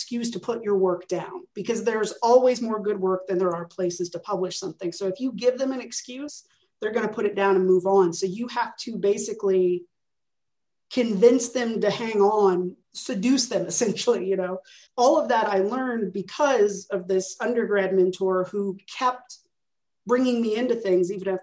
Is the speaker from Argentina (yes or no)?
no; Arlington, Texas, United States; moved away as an adult; also born or lived in Iowa; now in Birmingham, United States; I'm this kid from Arlington, Texas